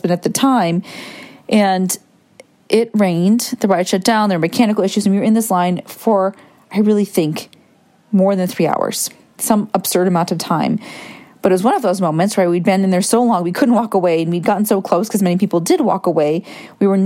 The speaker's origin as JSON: {"language": "English", "region": "Michigan", "country": "United States", "tie": "born or raised there", "said": "I grew up in Michigan, went to Cedar Point at least once a year"}